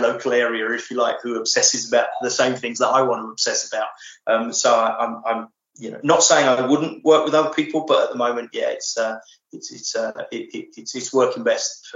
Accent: England, United Kingdom; I'm English

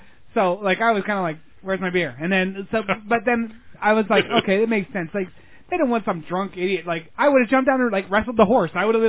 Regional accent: Pennsylvania, United States; moved away; I grew up in Pennsylvania

